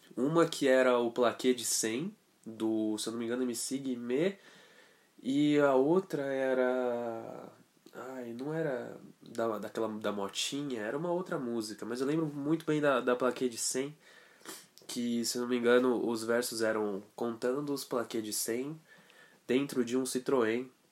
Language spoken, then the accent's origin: Portuguese; Brazil; a gente é brasileiro